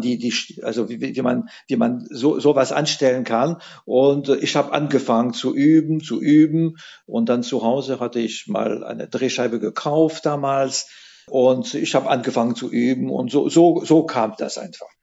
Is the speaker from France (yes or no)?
yes; France; now in Saarbrücken, Germany; Ich komme aus der Atlantikküste